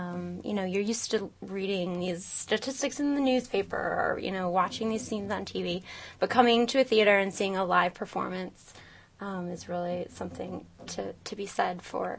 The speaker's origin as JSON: {"language": "English", "town": "Lansing", "region": "Michigan", "country": "United States", "tie": "born or raised there", "said": "I grew up in Lansing, and I went to Heaven Dance School."}